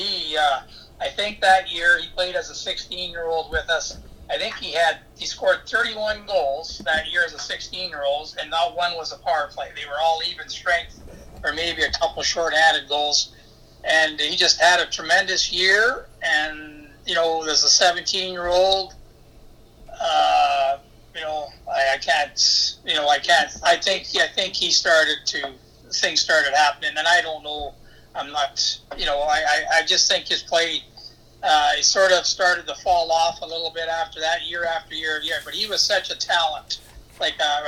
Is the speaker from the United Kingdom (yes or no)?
no; Canada; moved away; I started here it's my hometown here